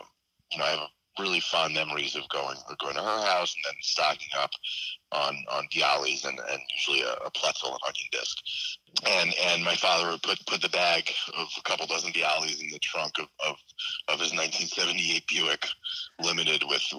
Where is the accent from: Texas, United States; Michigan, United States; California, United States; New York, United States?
New York, United States; New York City; So I grew up in the 1980s. I grew up on the Upper East Side of Manhattan. And we were pretty secular Jews growing up. We were like high holy day Jews.